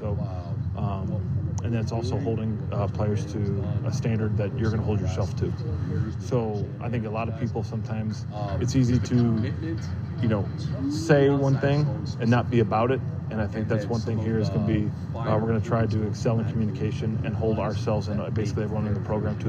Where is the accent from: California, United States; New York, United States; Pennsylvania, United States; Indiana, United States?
California, United States; and we're from Northern California, so we're, there's nothing you can do because you can't simulate this environment.